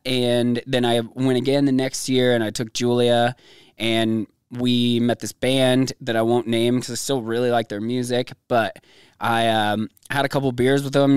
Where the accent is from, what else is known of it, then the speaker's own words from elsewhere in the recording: Gillette, Wyoming, United States; moved away; also born or lived in California; I was like four or something when we finally moved out there